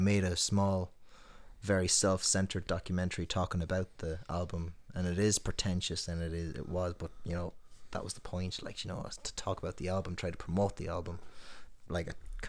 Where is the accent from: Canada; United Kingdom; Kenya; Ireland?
Ireland; Tuam, Connacht; But I try to stand out a bit. There have been times where my accent comes out when I don't intend it to.